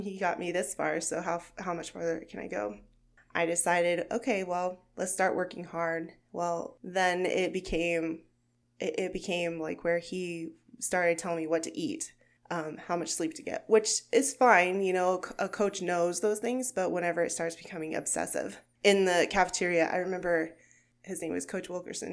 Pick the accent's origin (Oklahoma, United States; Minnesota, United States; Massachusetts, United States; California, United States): Oklahoma, United States; Gage; moved away as an adult; now in Sterling, Kansas, United States; I am from Gage, Oklahoma, which is a very small town